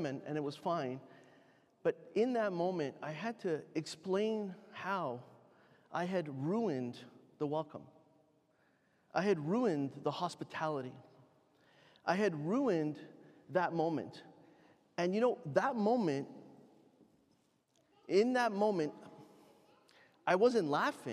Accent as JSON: {"language": "English", "country": "Canada", "said": "I'm Canadian. I'd never traveled outside of Canada before"}